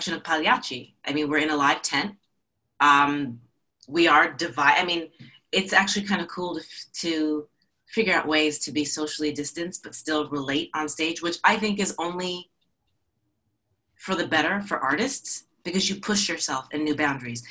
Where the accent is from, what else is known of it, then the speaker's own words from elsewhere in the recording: New Jersey, United States; moved away as an adult; now in Atlanta, United States; I'm from New Jersey